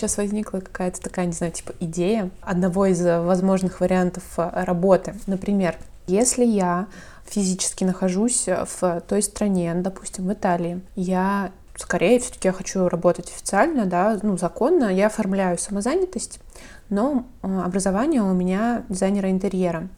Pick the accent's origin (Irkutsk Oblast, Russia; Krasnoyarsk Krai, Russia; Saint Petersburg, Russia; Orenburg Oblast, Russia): Saint Petersburg, Russia; У нас, например, в Питере